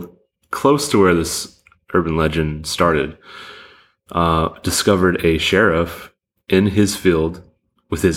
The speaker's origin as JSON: {"language": "English", "region": "Texas", "country": "United States", "tie": "born or raised there", "said": "I grew up in Texas"}